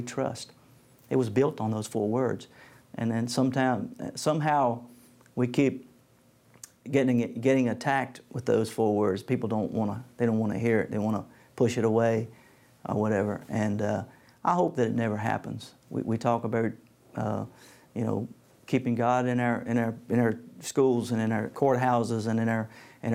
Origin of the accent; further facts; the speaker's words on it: United States; I've had a great life growing up in the United States of America